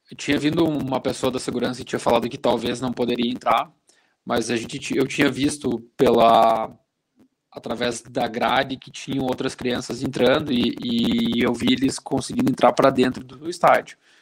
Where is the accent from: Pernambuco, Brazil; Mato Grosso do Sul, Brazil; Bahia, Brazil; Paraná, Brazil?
Paraná, Brazil; Castro; now in Curitiba, Brazil; eu não sou de Curitiba, não né? sou de Castro, que é um, uma cidade aqui do interior, mas eu vivo aqui há quase 15 anos